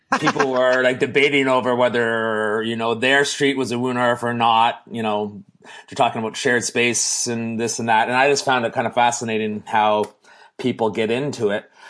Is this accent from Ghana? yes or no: no; Canada; we're Canadian